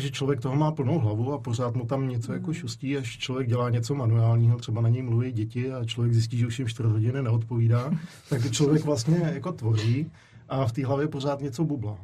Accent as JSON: {"language": "Czech", "region": "Prague", "country": "Czechia", "also_born_or_lived": "Zlín", "moved": "as an adult", "said": "já jsem vlastně utekl z Prahy, abych maličko jako zdrhnul od rodičů, tak jsem utíkal do Zlína"}